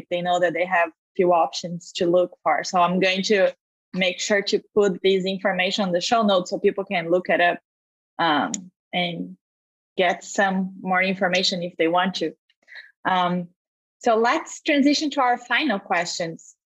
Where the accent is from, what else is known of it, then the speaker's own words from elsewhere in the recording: Brazil; I'm from Brazil.